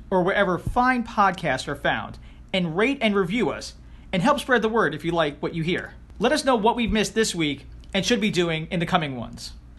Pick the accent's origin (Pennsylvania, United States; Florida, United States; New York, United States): New York, United States; Queens; I'm from Queens.